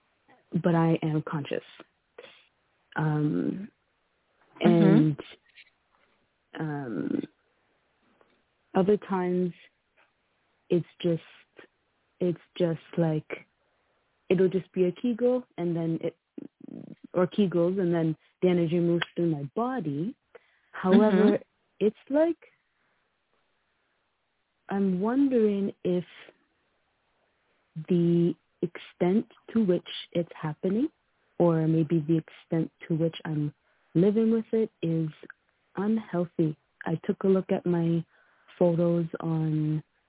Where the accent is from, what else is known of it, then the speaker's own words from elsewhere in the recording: Canada; I was born in Canada